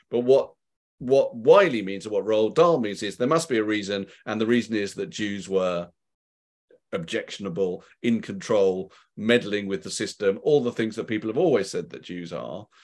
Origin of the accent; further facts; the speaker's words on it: United Kingdom; being British and Jewish